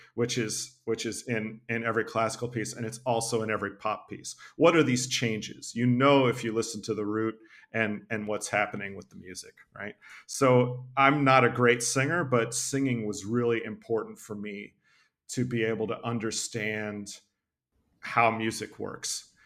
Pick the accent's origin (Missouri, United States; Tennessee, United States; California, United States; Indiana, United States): Tennessee, United States; I grew up in Tennessee